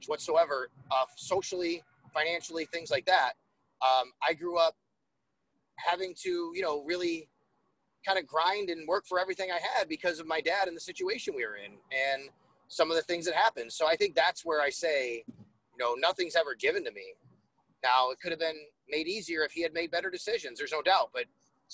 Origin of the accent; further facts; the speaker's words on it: Buffalo, New York, United States; also born or lived in Syracuse; I grew up in Buffalo. I'm a Buffalo sports fan.